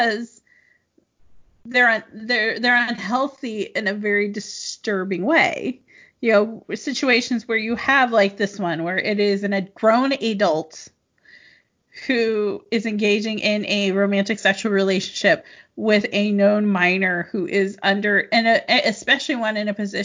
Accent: Midwest, United States; also born or lived in Kansas; now in Los Angeles, United States; I'm from the Midwest

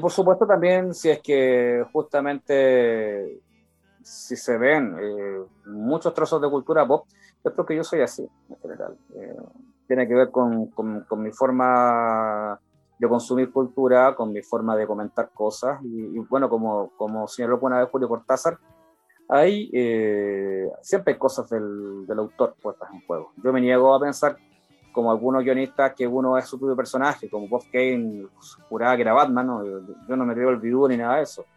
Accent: Valparaíso, Chile; also born or lived in Viña del Mar; now in Santiago, Chile; Yo, yo nací en Viña del Mar, crecí en Valparaíso y, y yo tengo Valparaíso en el corazón

